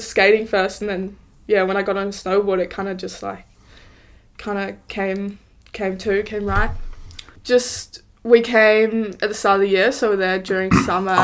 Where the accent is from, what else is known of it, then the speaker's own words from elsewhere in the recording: Wanaka, Otago, New Zealand; also born or lived in Sydney, Australia; Originally from, born in Sydney, Australia, in the Northern Beaches, lived there until I was six, and then me and the family moved over to Wanaka.